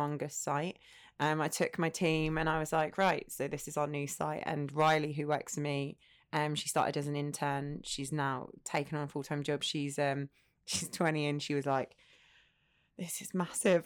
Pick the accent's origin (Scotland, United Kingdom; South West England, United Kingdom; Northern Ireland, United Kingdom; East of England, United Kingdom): East of England, United Kingdom; Essex; moved away as an adult; also born or lived in North London; now in United Arab Emirates; grew up in Essex, went to Essex University